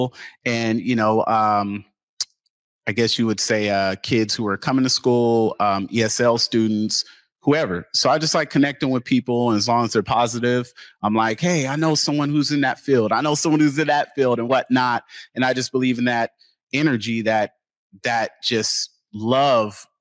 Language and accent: English; Seattle, Washington, United States; I'm born and raised in Seattle, grew up in the Central District